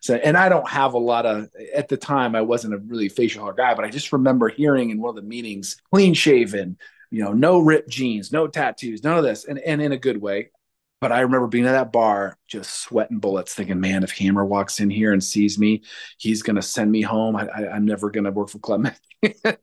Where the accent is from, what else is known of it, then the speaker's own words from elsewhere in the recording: Red Bluff, California, United States; I came from Red Bluff